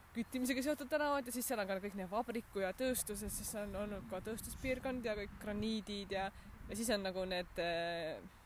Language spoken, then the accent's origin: Estonian; Haapsalu, Lääne County, Estonia; moved away; ma kasvasin ka ju Haapsalus suht metsa lähedal